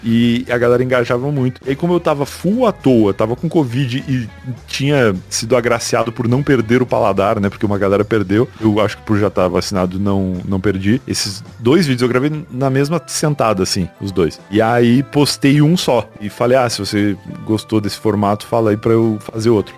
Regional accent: Rio Grande do Sul, Brazil; eu sou gaúcho, né? E lá no Rio Grande do Sul

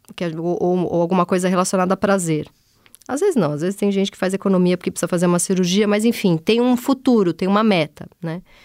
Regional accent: São Paulo, Brazil; eu venho do, da Zona Leste São Paulo, onde as pessoas têm aquelas casinhas

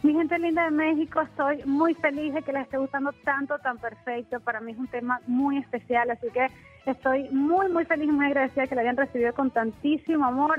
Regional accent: Venezuela; moved away as an adult; also born or lived in San Diego, California, United States; now in United States; yo nací en los Estados Unidos, en San Diego, California, pero me fui muy bebé a Venezuela y vi toda mi vida allá

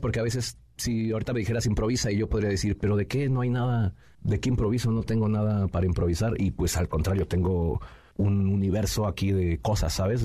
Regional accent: Nezahualcóyotl, State of Mexico, Mexico; soy originario del Estado de México, ahí de Ciudad Neza

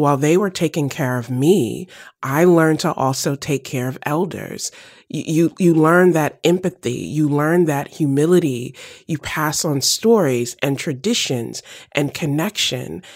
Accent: the South, United States; I grew up in the South

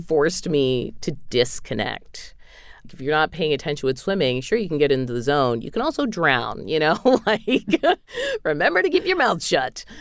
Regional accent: New England, United States; moved away; in New England, we call them subs

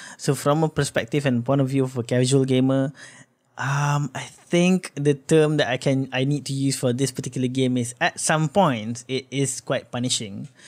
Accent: Malaysia

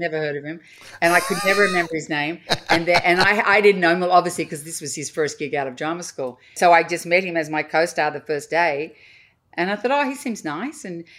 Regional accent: Australia; Australia, I was this exotic foreign being.

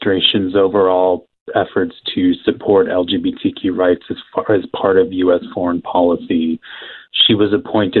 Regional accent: Ohio, United States; also born or lived in Germany / Florida; Ohio, but Germany before

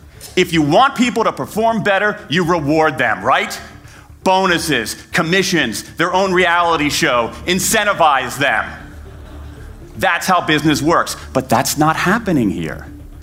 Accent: United States; I mean, I'm an American.

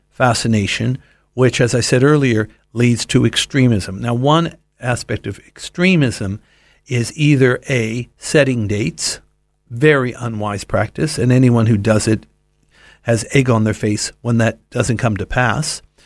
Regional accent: Los Angeles, California, United States; I grew up in Los Angeles

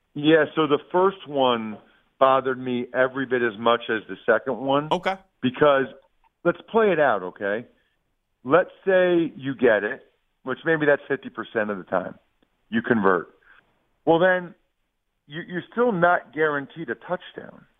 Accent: Wyomissing, Pennsylvania, United States; … is from my hometown, the really small hometown, believe it or not. It's called Wyomissing, Pennsylvania an hour west of of Philly

